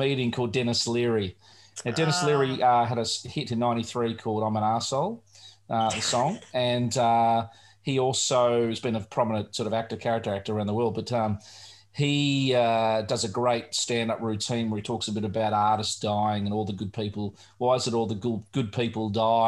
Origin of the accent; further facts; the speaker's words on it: Australia; as an Australian growing up here